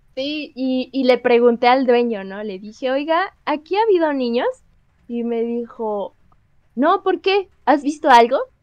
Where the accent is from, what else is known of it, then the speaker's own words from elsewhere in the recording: Xochimilco, Mexico City, Mexico; somos de Xochimilco